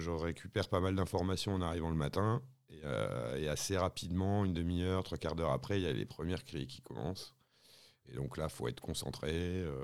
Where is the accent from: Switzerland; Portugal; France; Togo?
France; Le Touquet, Hauts-de-France; moi je suis originaire du Touquet. au Touquet, j'ai des parents qui étaient agents mobiliers.